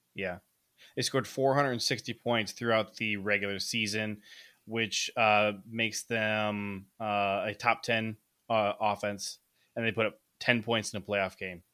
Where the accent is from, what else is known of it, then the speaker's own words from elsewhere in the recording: Ohio, United States; moved away; also born or lived in Michigan; I grew up in Ohio